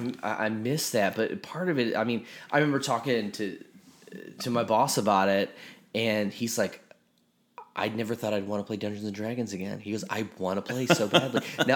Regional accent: Northwest Indiana, United States; moved away; I grew up in Northwest Indiana outside of Chicago.

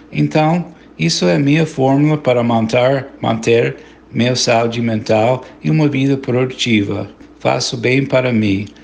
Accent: United States; Portuguese is a second language; also born or lived in Bahia, Brazil / Rio de Janeiro, Brazil; sou cidadão dos Estados Unidos e moro em estado de Connecticut

